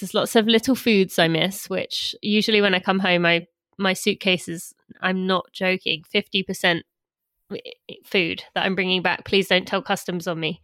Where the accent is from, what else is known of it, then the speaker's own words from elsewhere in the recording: about twenty miles from London, England, United Kingdom; moved away as an adult; now in United States; London is twenty miles from where my parents live where I was from